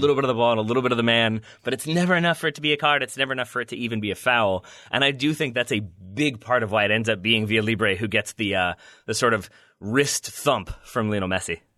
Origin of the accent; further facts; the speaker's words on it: United States; as an American